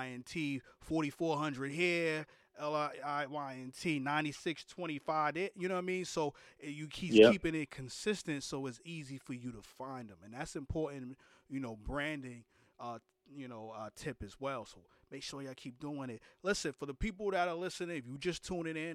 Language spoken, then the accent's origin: English; New York City, New York, United States; I'm from New York City, Brooklyn to be exact.